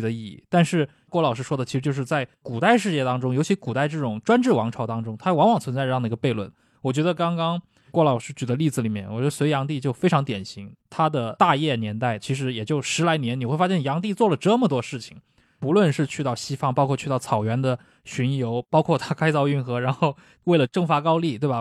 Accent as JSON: {"language": "Chinese", "country": "China", "said": "我们作为中国人从小长大"}